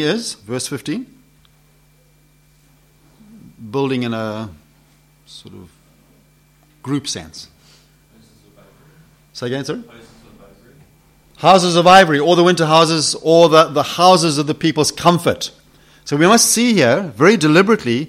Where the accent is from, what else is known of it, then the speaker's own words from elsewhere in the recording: Zimbabwe; accent: Zimbabwe; It's my Zimbabwe accent